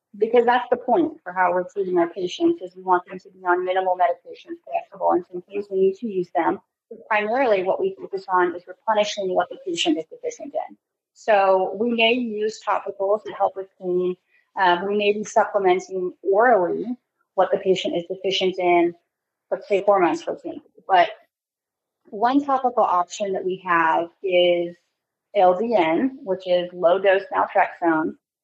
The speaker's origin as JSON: {"language": "English", "region": "California", "country": "United States", "lives_now": "Texas, United States", "said": "So, you know, I came from California. California has pretty strict standards when it comes to their state board of pharmacy"}